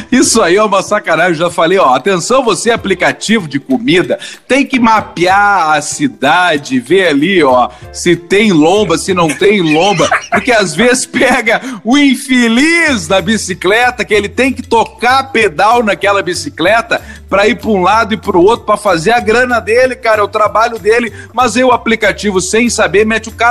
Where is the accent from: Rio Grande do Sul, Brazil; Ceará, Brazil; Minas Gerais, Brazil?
Rio Grande do Sul, Brazil; Santa Maria; now in Porto Alegre, Brazil; eu sou de Santa Maria, eu nunca me identifiquei com um X bom em, em Porto Alegre, porque o cara que é do interior, Santa